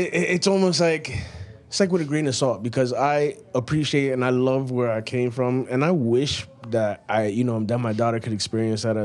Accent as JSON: {"language": "English", "town": "New York City", "region": "New York", "country": "United States", "said": "Where I come from Flushing, Queens, and it's Chinatown number two"}